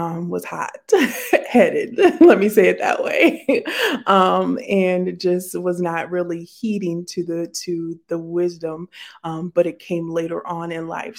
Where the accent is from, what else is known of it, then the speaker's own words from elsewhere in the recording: South Dakota, United States; moved away as an adult; also born or lived in Minnesota; I grew up in South Dakota